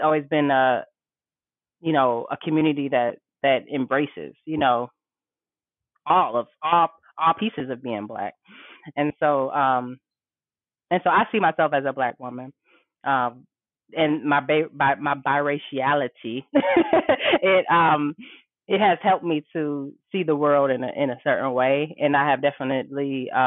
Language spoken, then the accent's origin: English; Detroit, Michigan, United States; I was raised in Detroit, went to DPS all my life